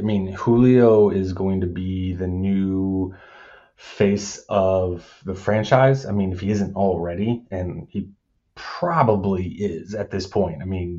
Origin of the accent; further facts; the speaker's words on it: Indiana, United States; I was born and raised here in Indiana and been here all my life.